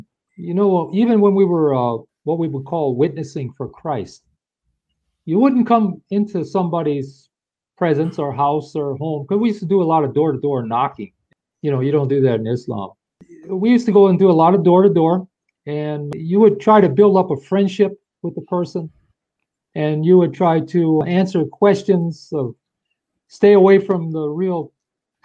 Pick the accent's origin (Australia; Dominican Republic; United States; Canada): United States; I'm from America